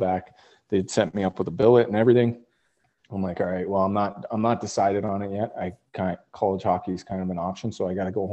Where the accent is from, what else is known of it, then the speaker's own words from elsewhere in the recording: Great Falls, Montana, United States; also born or lived in Spokane, Washington; we actually moved to Great Falls, Montana. Grew up there, played all my youth hockey there